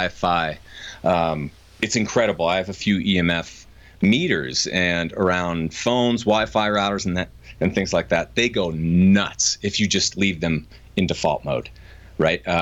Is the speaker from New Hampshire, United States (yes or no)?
yes; New Hampshire, United States; moved away as an adult; now in Colorado, United States; I grew up in New Hampshire.